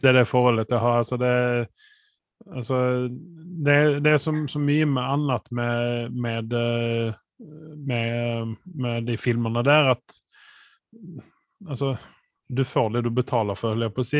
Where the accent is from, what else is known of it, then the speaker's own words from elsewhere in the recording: Sweden; for meg som svensk